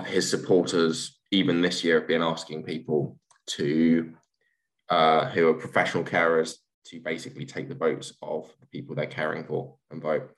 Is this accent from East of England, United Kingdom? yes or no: yes; Peterborough, East of England, United Kingdom; moved away as an adult; also born or lived in Essex / Colchester / Tower Hamlets, London; now in London, United Kingdom; I grew up in Peterborough, which is about 45 minutes north of King's